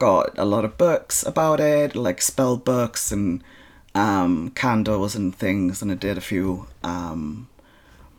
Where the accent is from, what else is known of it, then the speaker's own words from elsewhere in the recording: Iceland; I'm born and bred in Iceland.